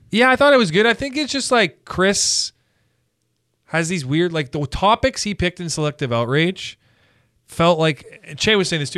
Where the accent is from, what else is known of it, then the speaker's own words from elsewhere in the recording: Canada; as a Canadian